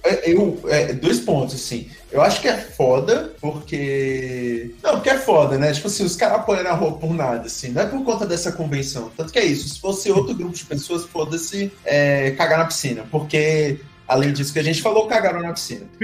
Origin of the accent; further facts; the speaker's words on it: Brasília, Federal District, Brazil; nós somos de Brasília